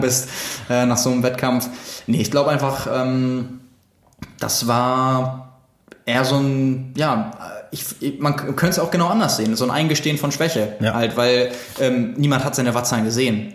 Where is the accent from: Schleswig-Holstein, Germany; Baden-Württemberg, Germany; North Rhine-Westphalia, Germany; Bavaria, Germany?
Schleswig-Holstein, Germany; Lübeck; now in Hamburg, Germany; ich komme aus Lübeck